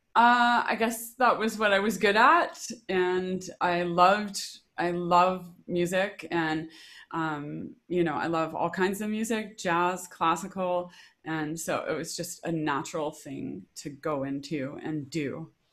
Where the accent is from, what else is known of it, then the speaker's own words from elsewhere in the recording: Regina, Saskatchewan, Canada; I grew up in Regina, Saskatchewan